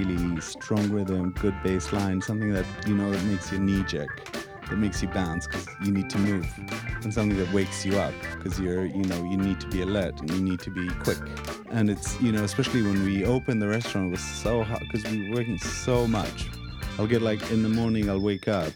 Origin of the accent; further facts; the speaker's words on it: Israel; now in London, United Kingdom; We're both from Israel, and this is kind of the food that we grew up on